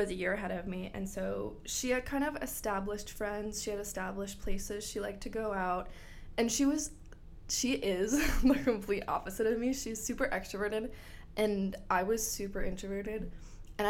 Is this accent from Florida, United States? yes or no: yes; Bradenton, Florida, United States; moved away as an adult; also born or lived in Gainesville, Florida; I went to Braden River High School in Bradenton